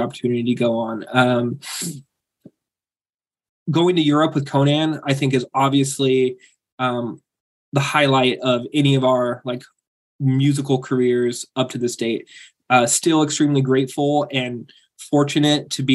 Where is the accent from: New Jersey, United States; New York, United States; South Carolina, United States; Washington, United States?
Washington, United States; Aberdeen; moved away; also born or lived in Grays Harbor; Originally I'm from Aberdeen.